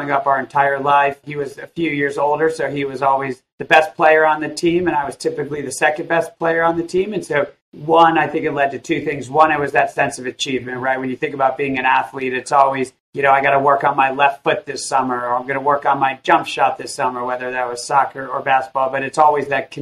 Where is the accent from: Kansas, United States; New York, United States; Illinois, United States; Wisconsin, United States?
Illinois, United States; I grew up in a little town of 1,000 people, about an hour outside of Chicago